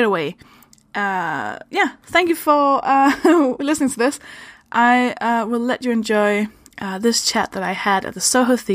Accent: Denmark; English is a second language; moved away; I'm from Denmark. That's why I speak like this

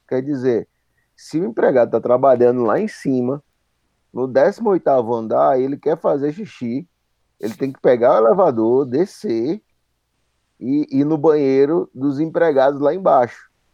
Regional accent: Pernambuco, Brazil; eu sou pernambucano

